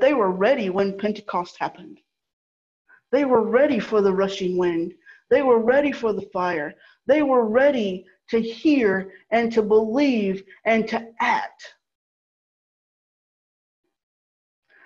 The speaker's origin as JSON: {"language": "English", "region": "the American South", "country": "United States", "tie": "born or raised there", "said": "I'm a Southerner. I was brought up a Southerner"}